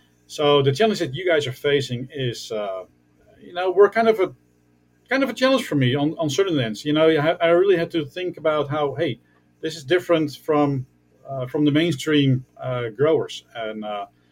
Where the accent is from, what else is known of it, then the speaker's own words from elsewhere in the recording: Netherlands; I'm from the Netherlands